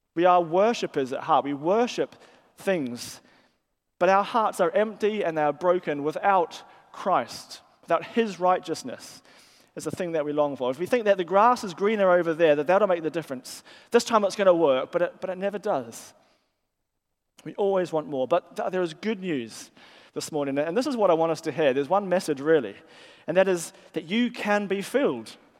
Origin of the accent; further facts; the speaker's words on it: New Zealand; moved away as an adult; now in England; they hear my accent and they, they sort of ask me where I'm from. And I'll say, well, I'm from New Zealand. And that sort of explains my accent.